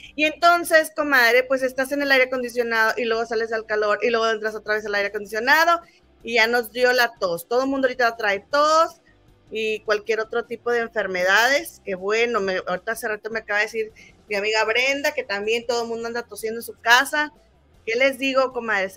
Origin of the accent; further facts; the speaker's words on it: Monterrey, Nuevo León, Mexico; now in London, United Kingdom; Somos inventadas, somos de Monterrey, la tierra de las inventadas